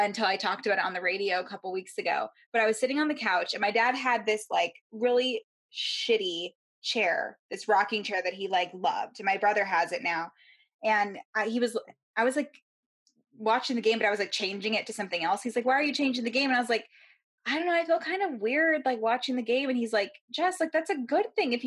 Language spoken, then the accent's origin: English; Baltimore, Maryland, United States; I was born in Baltimore, so it was a lot of Colts and Ravens stuff growing up